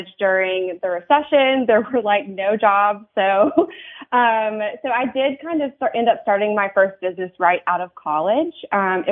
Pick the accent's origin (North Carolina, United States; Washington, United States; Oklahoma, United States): North Carolina, United States; moved away as an adult; North Carolina is my home state